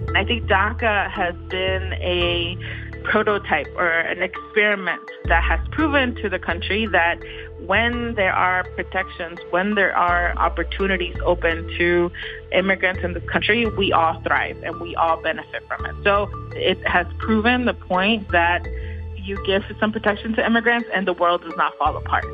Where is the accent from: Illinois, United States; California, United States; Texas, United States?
Texas, United States; I'm a Texan